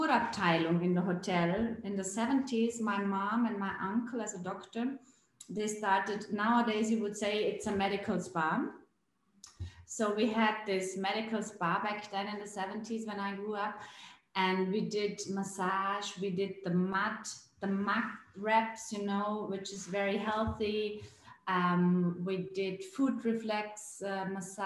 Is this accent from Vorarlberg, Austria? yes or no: yes; Bregenzerwald, Vorarlberg, Austria; I grew up here in the Bregenzerwald, the western part of Austria at the Lake of Constance.